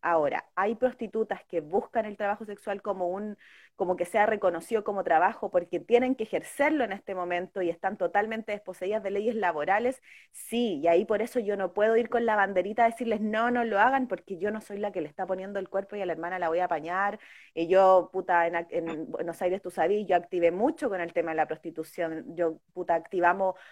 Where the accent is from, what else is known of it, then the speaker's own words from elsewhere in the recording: Chile; somos el pueblo de Chile